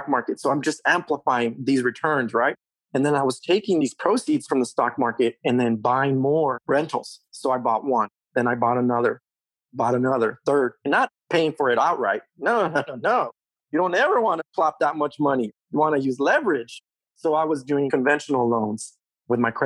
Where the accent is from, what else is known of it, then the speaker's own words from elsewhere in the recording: Mexico; also born or lived in California; now in United States; I was born in Mexico. I came here as a what we call a voluntary minority, right? My mom and brought my sister to California when my dad was already in California at the time. We crossed the border early 1980s.